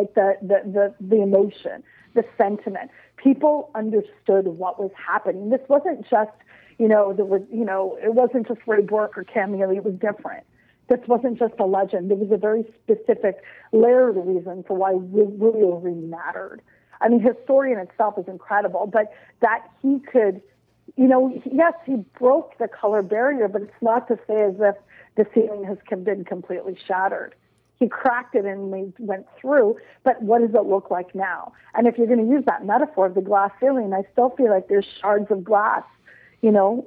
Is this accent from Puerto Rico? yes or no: no; Nova Scotia, Canada; I'm from Nova Scotia.